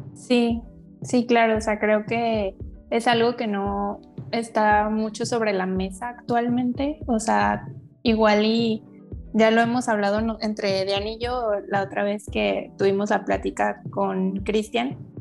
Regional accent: Guadalajara, Jalisco, Mexico; tengo 23 años, soy de Guadalajara, Jalisco

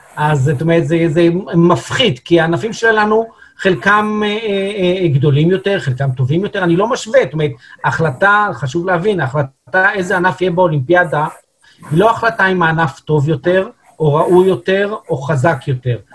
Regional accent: Israel; אנחנו כישראלים

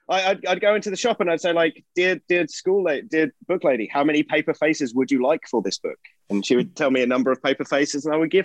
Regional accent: England, United Kingdom; As an Englishman

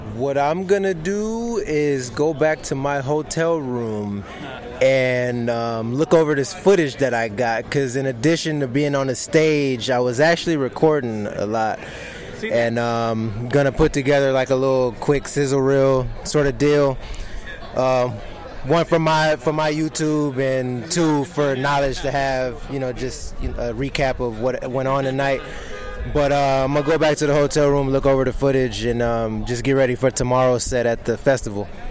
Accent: Los Angeles, California, United States; I am from Los Angeles, California

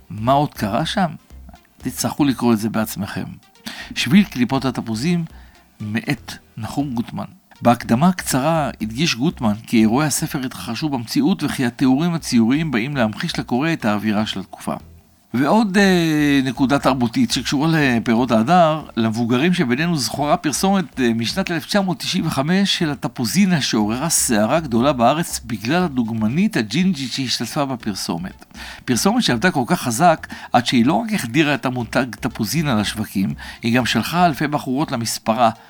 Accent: Kfar Saba, Central District, Israel; מעבר לפרדסים שהיו מסביב לשכונה שבה גדלנו בכפר סבא, בשיקום ותיקים, אני עצמי גדלתי אצל הסבתא שלי

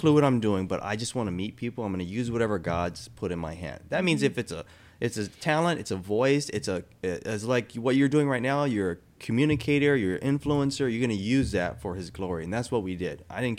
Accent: Hawaii, United States; moved away; I grew up with a single mom myself, you know, growing up in Hawaii.

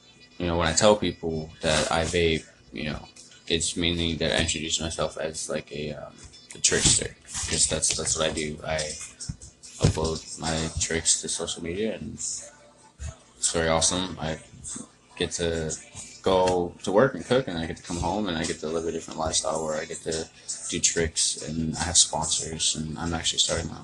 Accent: San Diego, California, United States; also born or lived in Arizona / East Coast; I grew up in San Diego, California. Moved around from Arizona to the East Coast, and then from the East Coast back.

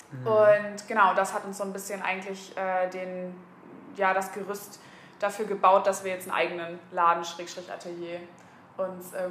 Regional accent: Kiel, Schleswig-Holstein, Germany; moved away as an adult; also born or lived in Würzburg / Hamburg; now in Leipzig, Germany; wir sind beide ursprünglich aus Kiel

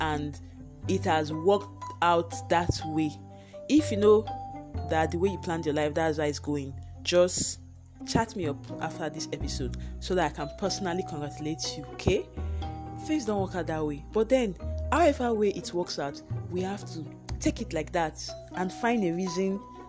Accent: Nigeria; Being a Nigerian, the power is not 24 hours. It comes and goes.

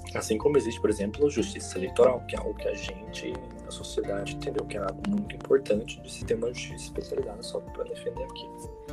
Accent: Brazil; moved away as an adult; now in São Paulo, Brazil; eu não sou de São Paulo, eu sou do interior, vim para cá para fazer faculdade

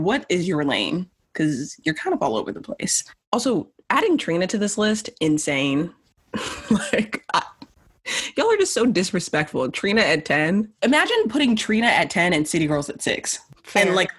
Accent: California, United States; I'm from Cali.

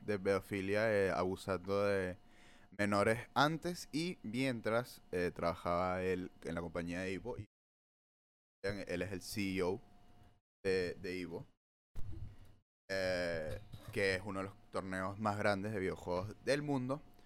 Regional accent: Peru; en mi época como buen peruano

